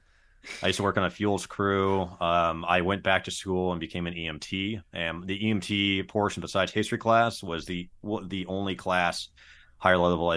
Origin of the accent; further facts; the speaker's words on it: Berkeley, California, United States; also born or lived in San Luis Obispo, California / Lake Tahoe; now in Chico, United States; I grew up in Berkeley, California. I've not been back since, but I went to school in San Luis Obispo, and then I moved up to Lake Tahoe for a couple of years.